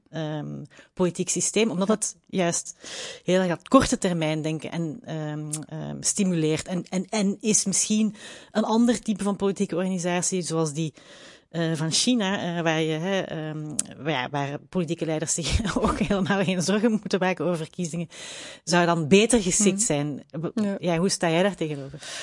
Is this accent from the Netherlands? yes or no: no; Belgium; als Belg